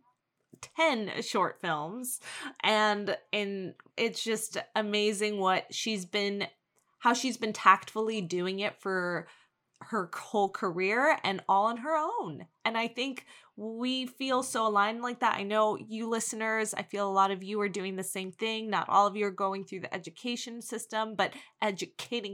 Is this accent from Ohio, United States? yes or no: no; New York City, New York, United States; we're both born from Queens